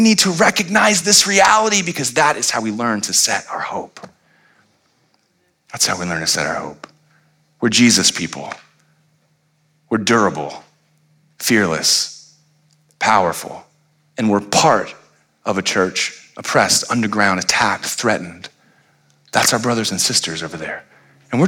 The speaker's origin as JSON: {"language": "English", "region": "Florida", "country": "United States", "tie": "born or raised there", "said": "I grew up in Florida when you could smoke in restaurants"}